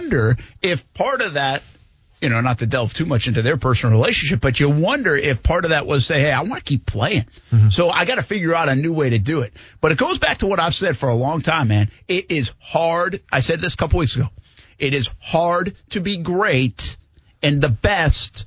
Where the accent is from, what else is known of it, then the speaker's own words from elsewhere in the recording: New England, United States; now in Jacksonville, United States; I'm from New England.